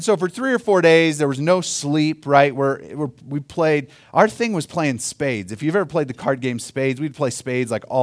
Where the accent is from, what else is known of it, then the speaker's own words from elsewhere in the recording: Oklahoma, United States; now in Colorado, United States; I grew up in Oklahoma